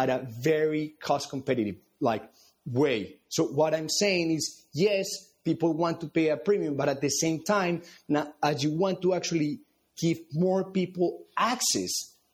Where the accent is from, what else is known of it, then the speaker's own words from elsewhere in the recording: Colombia; moved away as an adult; now in United States; being born and raised in Colombia